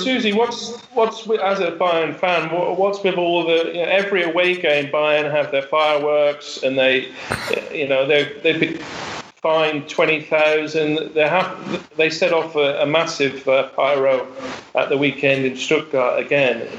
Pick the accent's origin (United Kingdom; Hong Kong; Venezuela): United Kingdom; England; an Englishman